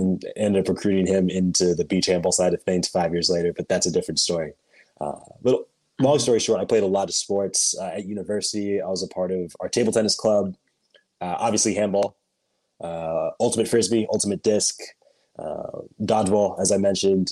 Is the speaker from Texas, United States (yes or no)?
no; Portland, Oregon, United States; also born or lived in Los Angeles; I was born in Los Angeles, but I grew up uh, in a suburb of Portland, Oregon